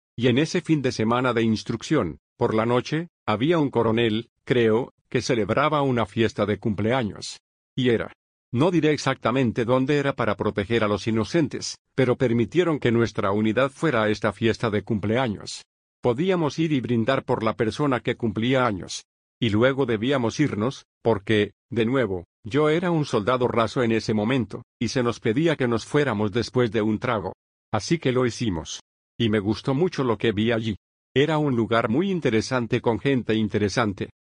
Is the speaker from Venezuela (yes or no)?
no; Bloomington, Indiana, United States; moved away as an adult; also born or lived in Santa Monica, California / Monterey, California; Me crié en el medio oeste, así que crecí en Bloomington, Indiana, que es una ciudad universitaria donde está la Universidad de Indiana